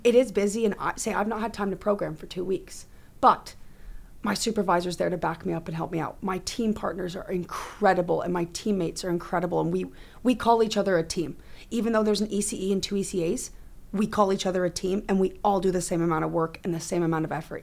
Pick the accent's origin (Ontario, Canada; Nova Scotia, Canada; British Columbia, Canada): Ontario, Canada; Oakville; when I grew up in Oakville